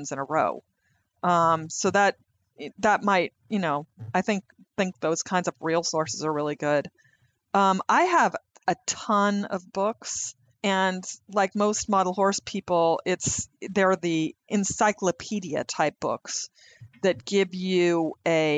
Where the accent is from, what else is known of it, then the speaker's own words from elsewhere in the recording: the West, United States; I grew up in the West